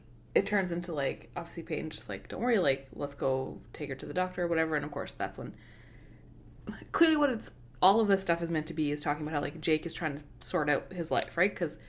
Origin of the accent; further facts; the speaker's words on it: Canada; For anyone who listening who doesn't know, we are Canadian.